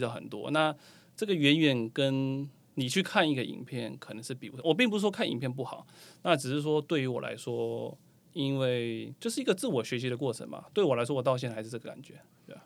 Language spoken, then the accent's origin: Chinese; Taiwan; 身为台湾人我也很爱看